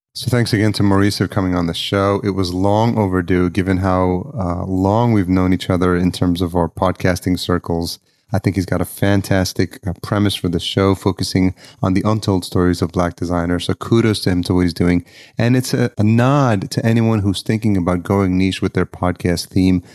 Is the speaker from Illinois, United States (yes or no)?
no; Yonkers, New York, United States; I'm sitting in, uh, the dining room of the house where I grew up in Yonkers